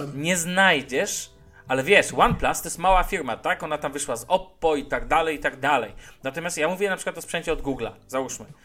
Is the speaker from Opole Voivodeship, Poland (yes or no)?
no; Szczecin, West Pomeranian Voivodeship, Poland; now in Warsaw, Poland; ja pochodzę ze Szczecina